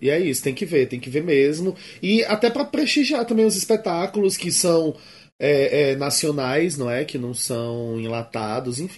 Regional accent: Ceará, Brazil; now in São Paulo, Brazil; eu sou do Ceará

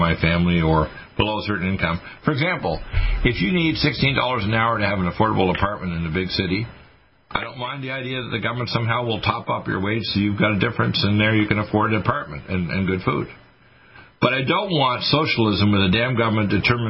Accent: Canada; moved away; I was raised in Canada

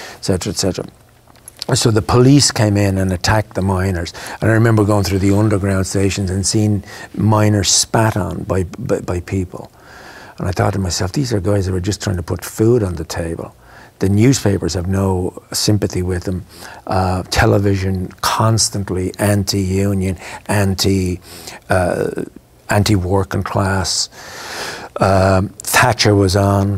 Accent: Ireland; moved away as an adult; also born or lived in London; I knew I was Irish

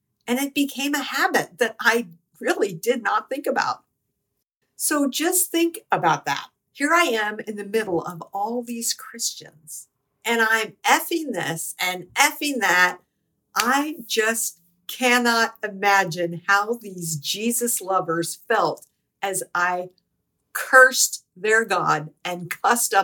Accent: United States; I'm not Jewish. I'm American.

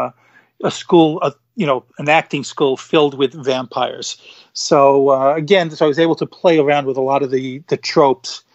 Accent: New York City, New York, United States; Devin lives in the town of Gravesend, which is coincidentally the town that I'm from in Brooklyn, New York. I know you can't tell from the accent that I am from New York

